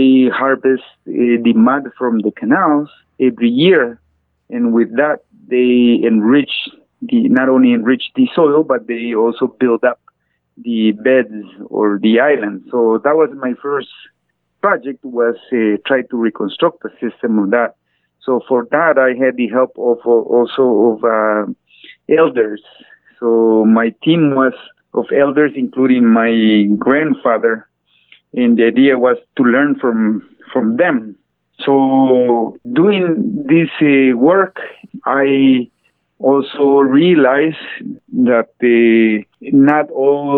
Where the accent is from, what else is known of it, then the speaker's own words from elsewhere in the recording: Guatemala; I'm Maya Cachiquel from Guatemala